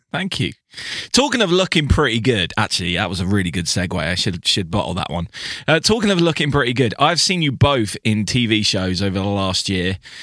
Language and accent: English; United Kingdom; I'm, I'm a Brit